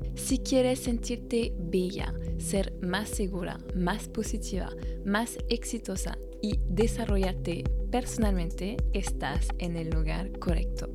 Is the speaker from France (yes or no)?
yes; France; Spanish is a second language; moved away as an adult; now in Chile; francesa y coach de imagen